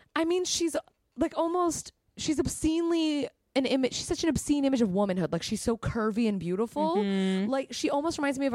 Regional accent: California, United States; I'm from California.

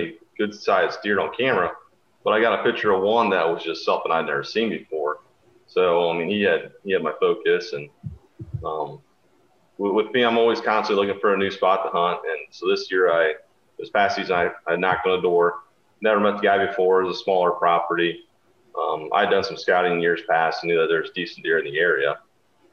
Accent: Northwest Ohio, United States; I'm from Northwest Ohio, born and raised here

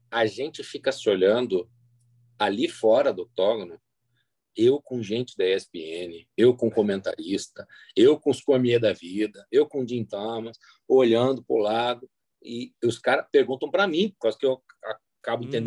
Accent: Argentina; accent: Argentine; tá claro, tá claro que o meu sotaque é de argentino quando eu falo espanhol.

